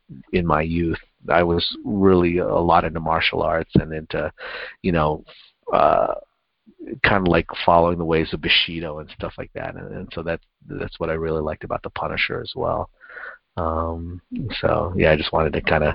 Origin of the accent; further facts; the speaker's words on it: United States; I grew up just outside of New York